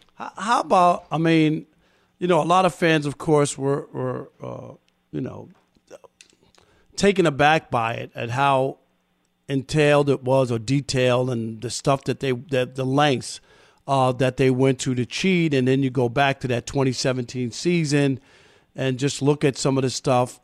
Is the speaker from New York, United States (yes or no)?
yes; New York City, New York, United States; I wanted to f- play first base for the Mets growing up in Queens